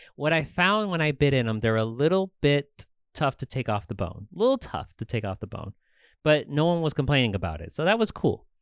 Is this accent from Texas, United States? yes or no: no; Tucson, Arizona, United States; I was actually born and raised here in Tucson